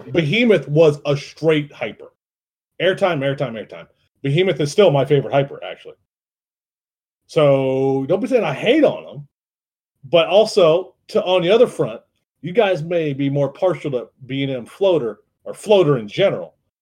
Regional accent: Youngstown, Ohio, United States; I'm from Youngstown

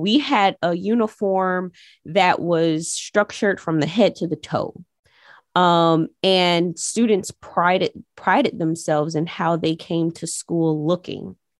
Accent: Jacksonville, Florida, United States; when I was growing up on the east side, it was a place where people would walk around aimlessly

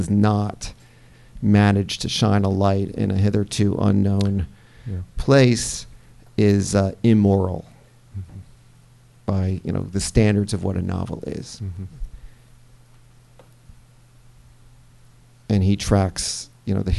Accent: United States; I'm an American and I live here.

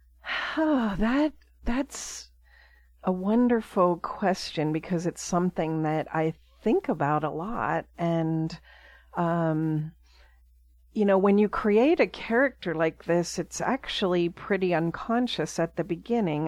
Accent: Pittsburgh, Pennsylvania, United States; I grew up in Pittsburgh, Pennsylvania

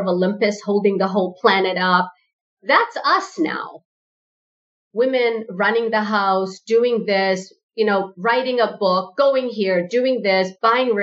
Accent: South Africa; My parents are first generation South African

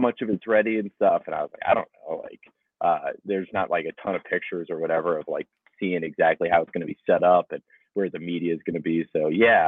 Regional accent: Phoenix, Arizona, United States; moved away as an adult; also born or lived in Pocatello, Idaho; now in Boise, United States; I grew up in Phoenix, went to Arizona State

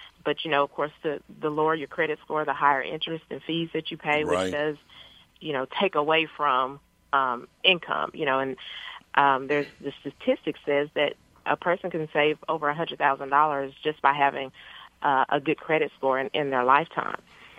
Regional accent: Paris, Texas, United States; I grew up in Paris, Texas, which is a little small town in northeast Texas.

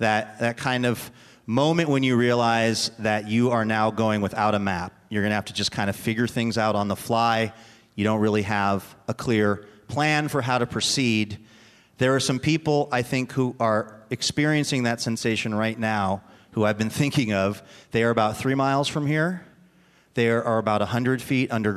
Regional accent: the Northwest, Pacific Northwest, United States; because I am from the Northwest

